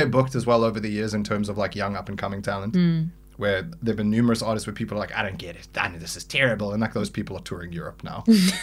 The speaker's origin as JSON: {"language": "English", "country": "South Africa", "said": "a South African"}